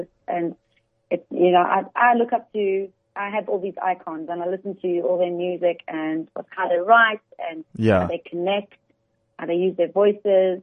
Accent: Johannesburg, Gauteng, South Africa; moved away as an adult; also born or lived in United Kingdom / Dubai; I'm from Joburg

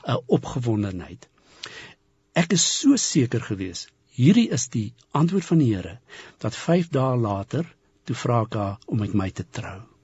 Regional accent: Polokwane, Limpopo, South Africa; ek het in Pietersburg groot geword

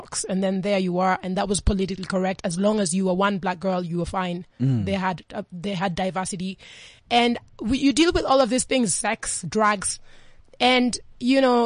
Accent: Kenya; moved away; also born or lived in New York; I'm born and raised in Kenya for most part

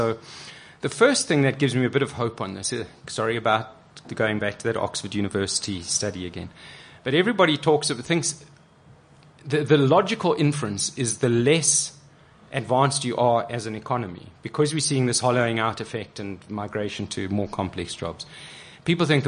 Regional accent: South Africa

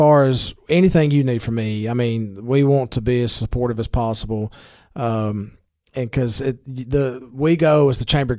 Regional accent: Baxter, Tennessee, United States; I grew up in Baxter.

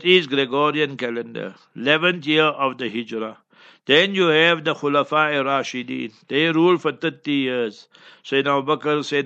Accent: Heidelberg, Gauteng, South Africa; my hometown, Heidelberg

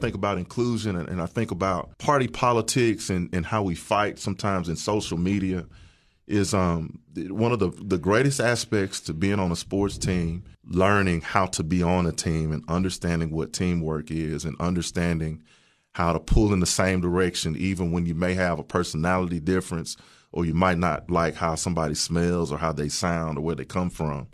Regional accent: Walter Hill, Tennessee, United States; also born or lived in Murfreesboro, Tennessee; I really grew up outside of Murfreesboro, a little town called Walter Hill.

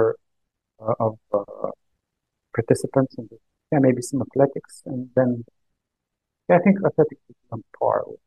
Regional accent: Băicoi, Prahova, Romania; my hometown of Boikoi, which is like 100 kilometers

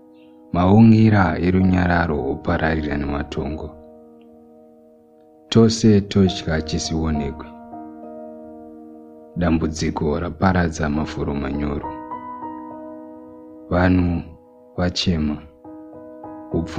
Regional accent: Zimbabwe; first language Shona; English is a second language; I am 22 years old, and I am from the Republic of Zimbabwe

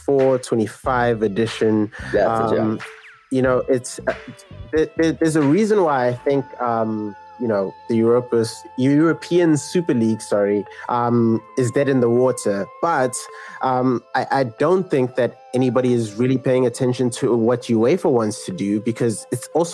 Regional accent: South Africa; I, as a South African

